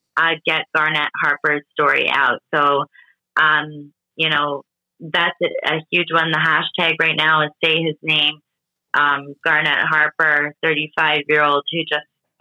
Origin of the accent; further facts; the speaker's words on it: Canada; also born or lived in Portugal (ancestry); I was born in Canada